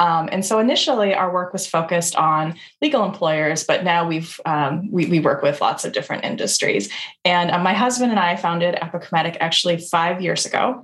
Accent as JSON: {"language": "English", "town": "Ames", "region": "Iowa", "country": "United States", "tie": "born or raised there", "also_born_or_lived": "Chicago", "moved": "as an adult", "said": "I grew up in Ames, Iowa"}